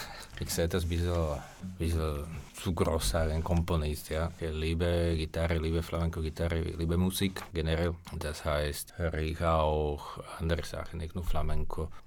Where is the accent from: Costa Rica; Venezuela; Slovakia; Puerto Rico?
Slovakia; born there; Spanish is a second language; also born or lived in Spain; yo nací en Eslovaquia, ¿no? Yo, soy de, parte de mi madre, venimos